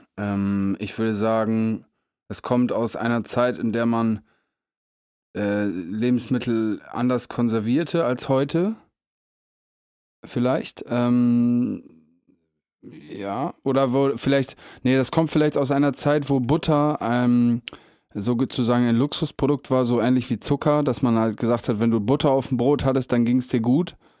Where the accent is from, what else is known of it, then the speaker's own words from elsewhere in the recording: Meppen, Lower Saxony, Germany; ich komme ja aus Mappen